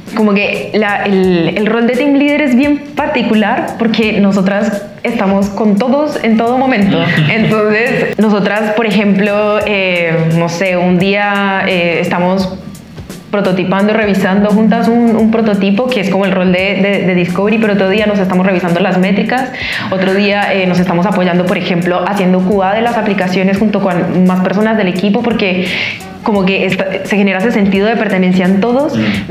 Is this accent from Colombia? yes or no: yes; Colombia; moved away as an adult; now in Chile; colombiana, ingeniera industrial. Llevo tres años en Chile.